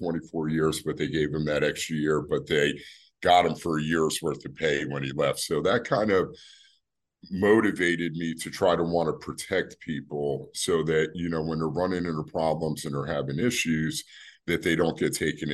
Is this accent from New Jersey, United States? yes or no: yes; New Brunswick, New Jersey, United States; I'm initially from New Brunswick. I was born and raised in that city.